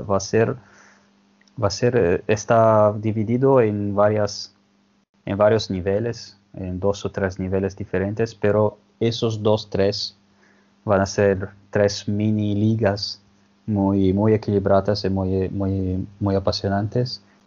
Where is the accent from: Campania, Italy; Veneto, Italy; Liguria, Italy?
Liguria, Italy; Genoa; Yo que soy de Genova